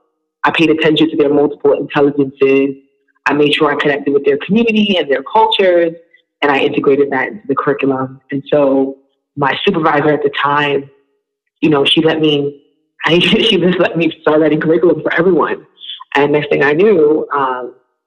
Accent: New York City, New York, United States; also born or lived in Long Island, New York; I'm from Brooklyn, New York

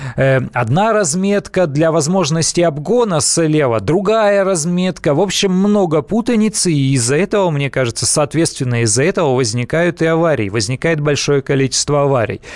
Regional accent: Siberia, Russia; Я из Сибири родом

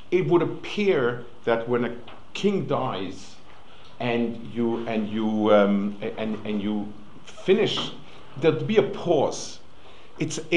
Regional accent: New York City, New York, United States; moved away; I grew up on the Lower East Side

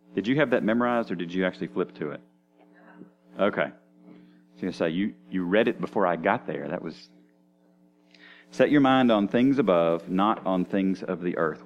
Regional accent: United States; I'm an American

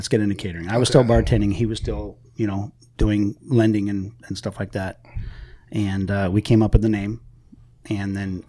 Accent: Clear Lake, California, United States; Northern California, Clear Lake.

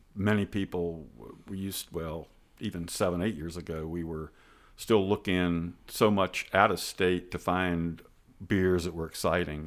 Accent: Charleston area, West Virginia, United States; I grew up in the Charleston area, although I'm not from Charleston, but nearby in the suburbs.

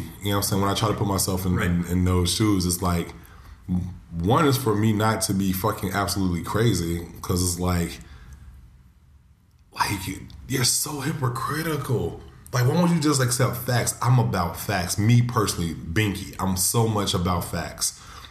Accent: United States; Yeah, because I'm American.

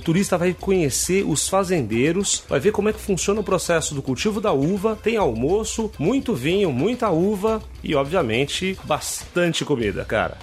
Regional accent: São Paulo, Brazil; moved away as an adult; also born or lived in Minas Gerais; now in Rio de Janeiro, Brazil; Nasci em Minas, cresci em São Paulo e moro no Rio há 13 anos.

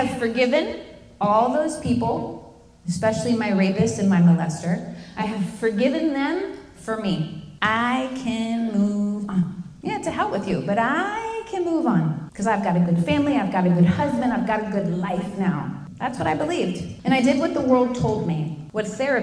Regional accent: Fort Lauderdale, Florida, United States; moved away as an adult; I was a street kid from Fort Lauderdale

